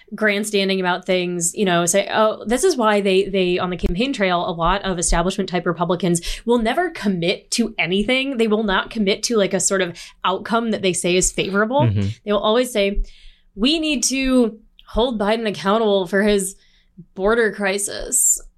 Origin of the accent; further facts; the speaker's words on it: Toledo, Ohio, United States; I'm from the Midwest. I'm from Toledo, Ohio.